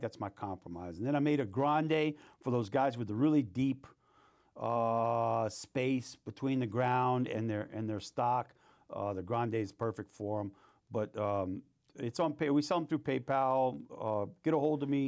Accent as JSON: {"language": "English", "town": "New Orleans", "region": "Louisiana", "country": "United States", "tie": "born or raised there", "also_born_or_lived": "Mississippi", "moved": "yes", "said": "I, I grew up in New Orleans and, and, uh, my mom and grandparents raised me in a Catholic school, and then I moved up to Mississippi, got raised in a Baptist society up there"}